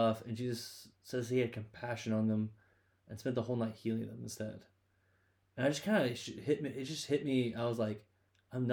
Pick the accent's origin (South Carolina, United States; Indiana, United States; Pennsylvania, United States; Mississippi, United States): South Carolina, United States; Rock Hill; I am from the booming metropolis, Rock Hill, South Carolina